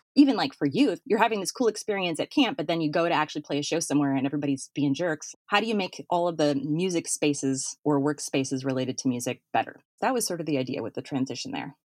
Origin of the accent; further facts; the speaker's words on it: Fargo, North Dakota, United States; moved away; I'm from Fargo, North Dakota